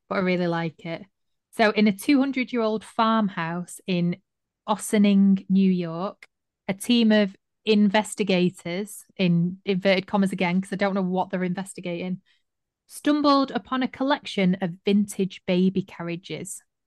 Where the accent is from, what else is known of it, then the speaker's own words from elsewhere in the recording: Manchester, North West England, United Kingdom; I was from Manchester